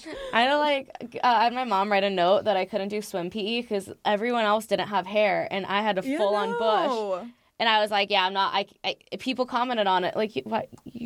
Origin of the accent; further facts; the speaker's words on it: Manhattan Beach, California, United States; also born or lived in San Diego; I grew up in Manhattan Beach.